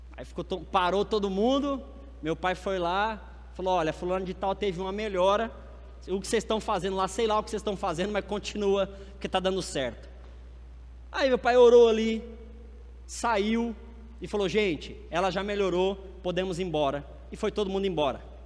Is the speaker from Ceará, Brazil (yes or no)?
no; Salvador, Bahia, Brazil; Salvador, minha terrinha